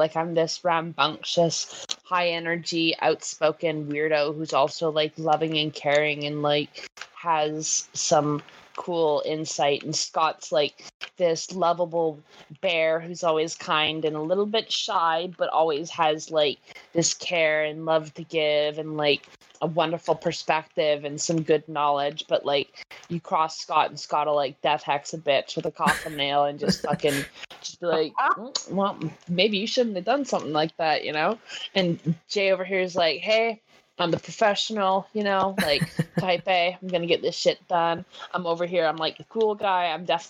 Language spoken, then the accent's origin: English; Canada; accent: Métis; My Métis accent comes through a lot with, like, the, you know, when I'm always, like, saying, when I finish up stuff, I'm like, oh, you know, or something like that. That's very native.